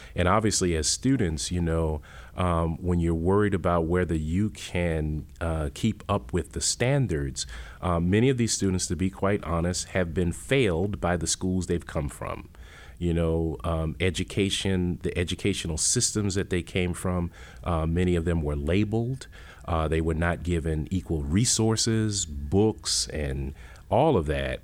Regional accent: Worcester, Massachusetts, United States; moved away; I'm from Worcester, Massachusetts. I grew up in the projects of Worcester

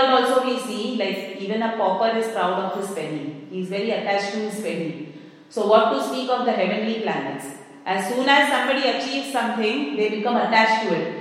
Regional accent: India; moved away; I come from India

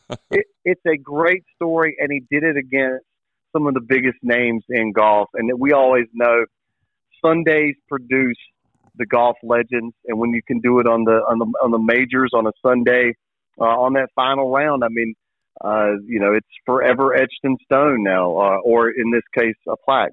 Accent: Vanceboro, North Carolina, United States; I am from Vanceboro, where outdoors stuff is

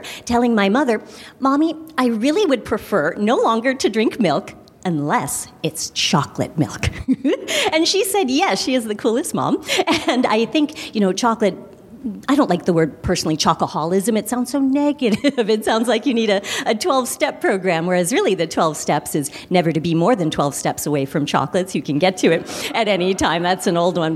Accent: Chicago, Illinois, United States; I'm from Chicago, of course, and grew up on the Hershey bar

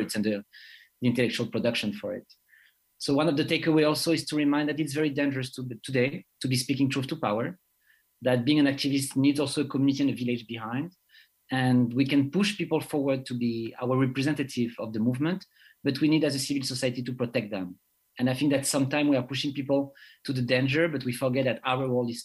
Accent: Guadeloupe; also born or lived in France; I'm coming from the French Caribbean, Guadeloupe and France

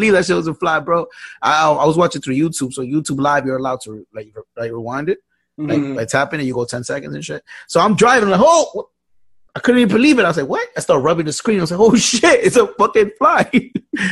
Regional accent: New York, United States; I'm from New York

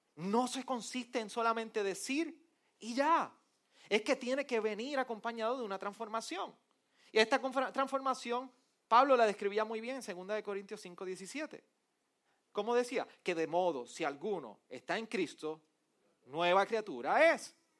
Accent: Arecibo, Puerto Rico; yo soy del jíbaro de Arecibo

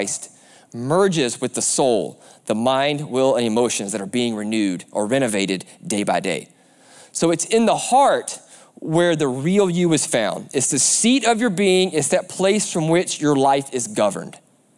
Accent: the South, United States; I'm a big race fan, I'm from the South, so it's a prerequisite that you love NASCAR.

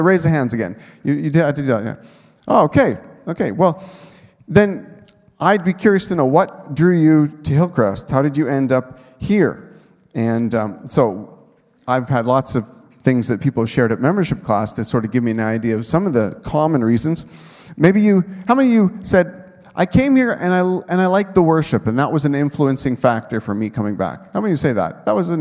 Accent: Manitoba, Canada; moved away as an adult; also born or lived in Nipawin, Saskatchewan; I had a home church growing up in Manitoba

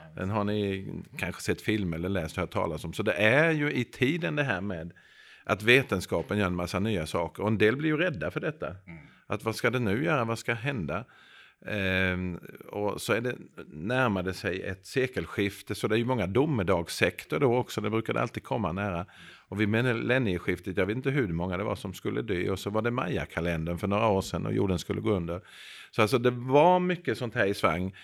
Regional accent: Växjö, Kronoberg County, Sweden; jag är själv född i Växjö.

